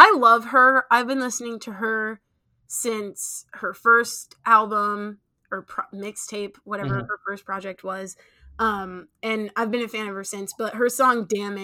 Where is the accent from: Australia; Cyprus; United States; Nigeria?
Nigeria; I am Nigerian